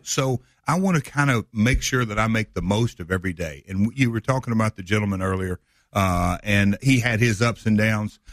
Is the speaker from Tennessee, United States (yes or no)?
yes; Nashville, Tennessee, United States; I'm obviously from Nashville, I'm not from here